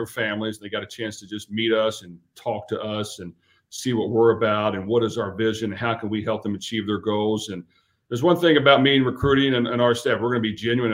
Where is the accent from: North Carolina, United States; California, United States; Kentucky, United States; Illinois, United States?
Kentucky, United States; Louisville; get back to my hometown and my university that I went